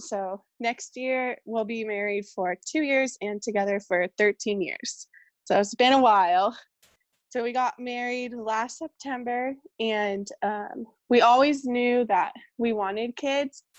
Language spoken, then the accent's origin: English; California, United States; moved away as an adult; now in Portland, United States; we moved to Portland, Oregon, and I'm from California